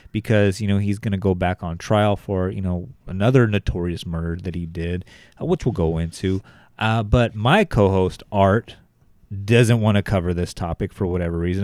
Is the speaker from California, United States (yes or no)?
yes; Bakersfield, California, United States; born in Bakersfield, uh, my hometown